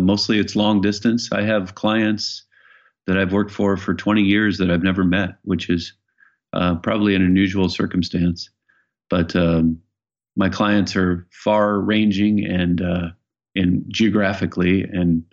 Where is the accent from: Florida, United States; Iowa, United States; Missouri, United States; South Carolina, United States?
Iowa, United States; moved away as an adult; also born or lived in Los Angeles, California; now in Bainbridge Island, United States; I grew up in Iowa